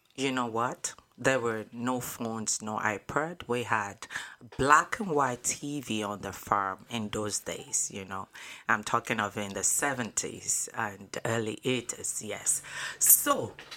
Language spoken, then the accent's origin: English; Nigeria; moved away; I was born in Nigeria, West Africa.